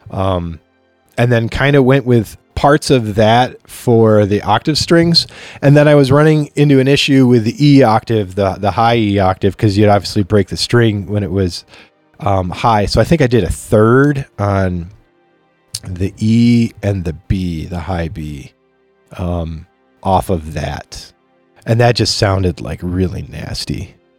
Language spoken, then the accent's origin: English; Chautauqua, New York, United States; moved away as an adult; now in Rochester, United States; I grew up in a place called Chautauqua